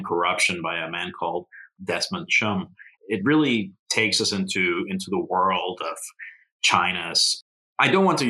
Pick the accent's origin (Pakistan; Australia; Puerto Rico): Puerto Rico; I grew up in Puerto Rico, and Don Quixote was part of the curriculum.